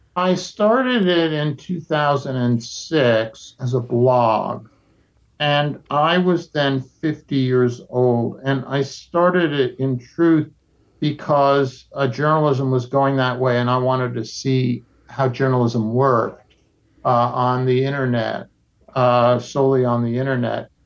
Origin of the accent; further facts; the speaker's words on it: United States; as an American